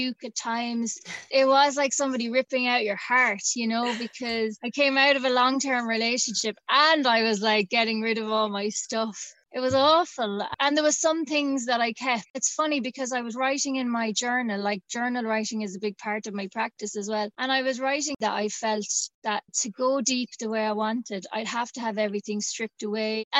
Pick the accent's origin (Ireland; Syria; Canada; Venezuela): Ireland; Tipperary, Munster; also born or lived in Dublin; I am from the country and I am from Tipperary and I grew up on a farm.